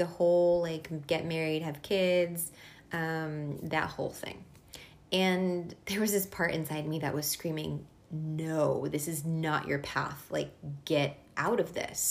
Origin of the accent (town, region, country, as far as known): East Coast, United States; born or raised there; first language Hungarian; English is a second language; moved away as an adult; also born or lived in Boston / Hungarian household; now in San Francisco, United States